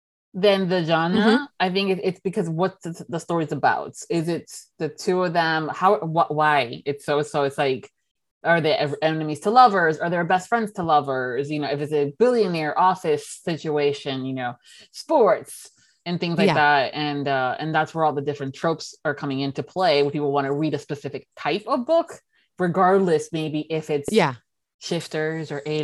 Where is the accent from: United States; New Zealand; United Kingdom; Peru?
United Kingdom; And I'm like, born and raised in Britain.